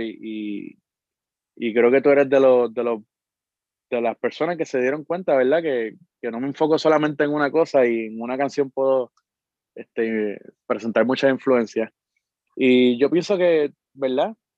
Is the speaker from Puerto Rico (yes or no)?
yes; Arecibo, Puerto Rico; Nací y me crié en Arecibo, en el barrio Sabanahoyo